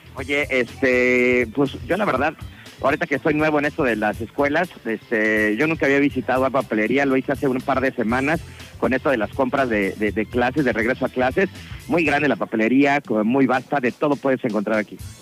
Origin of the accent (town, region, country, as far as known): Mexico